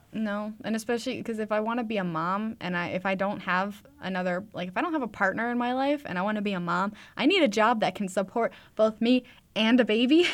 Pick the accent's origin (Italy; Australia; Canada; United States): Canada; Edmonton, Alberta; I'm from Edmonton area